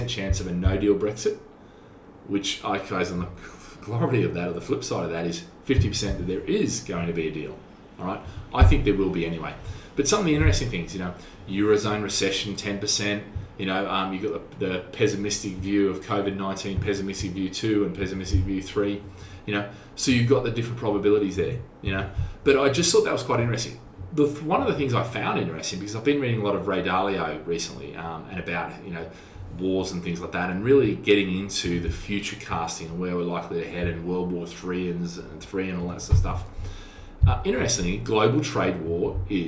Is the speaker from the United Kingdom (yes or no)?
no; Australia; now in Singapore; I'm an Aussie